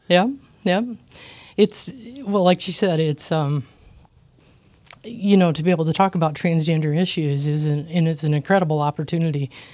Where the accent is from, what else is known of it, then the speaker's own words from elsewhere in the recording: Iowa, United States; I was born in Iowa in a small town